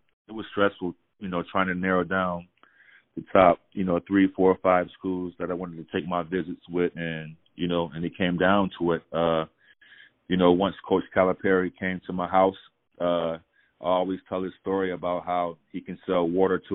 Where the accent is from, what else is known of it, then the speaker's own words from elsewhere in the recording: Hartford, Connecticut, United States; moved away as an adult; growing up in Hartford, it was, tough as, every inner city kid growing up in the United States